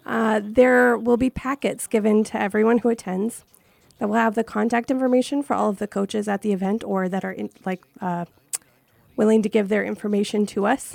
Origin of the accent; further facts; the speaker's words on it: Minnesota, United States; moved away as an adult; now in New Hampshire, United States; I'm originally from Minnesota